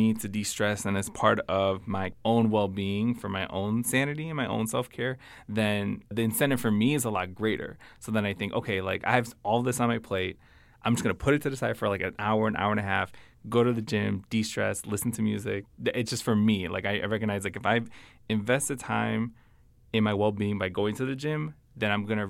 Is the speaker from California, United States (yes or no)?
no; Chicago, Illinois, United States; so I'm originally from Chicago, family lives in Chicago.